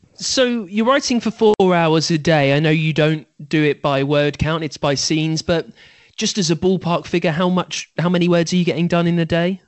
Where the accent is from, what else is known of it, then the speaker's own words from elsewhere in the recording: United Kingdom; I am British after all.